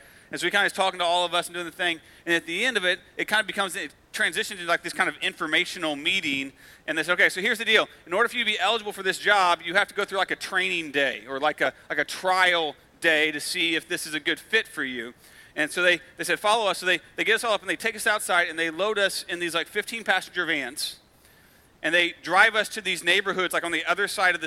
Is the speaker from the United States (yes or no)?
yes; United States; because we're American